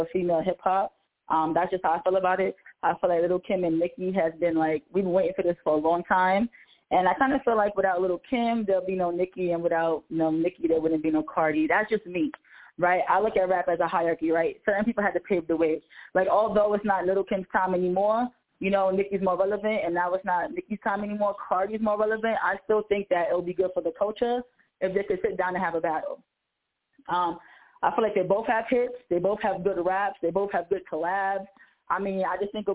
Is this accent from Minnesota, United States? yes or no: no; New York City, New York, United States; I'm from New York City